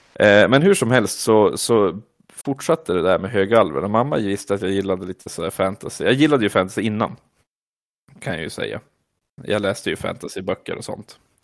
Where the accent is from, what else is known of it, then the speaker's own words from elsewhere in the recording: Vilhelmina, Västerbotten County, Sweden; jag fick mina kompisar hemma i Vilhelmina